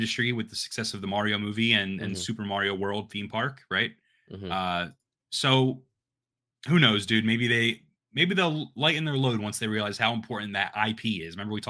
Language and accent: English; Philadelphia, Pennsylvania, United States; So we're actually hometown boys of Philadelphia. We're both from Philadelphia, and that is where Comcast has their headquarters.